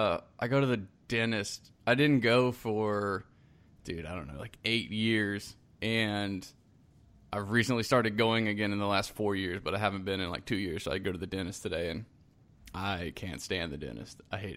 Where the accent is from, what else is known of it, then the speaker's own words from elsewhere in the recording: South Carolina, United States; moved away; also born or lived in Decatur, Georgia; I'm originally from South Carolina, so that's my neck.